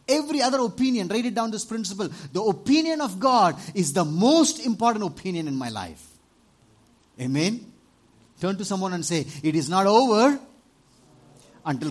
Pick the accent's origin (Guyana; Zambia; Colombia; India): India; Tamil Nadu; in Tamil Nadu, 20 years ago